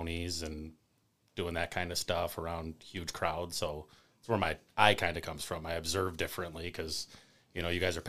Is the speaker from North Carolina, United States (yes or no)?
no; Rochester, New York, United States; I grew up in Gates. Been in Rochester my whole life, 34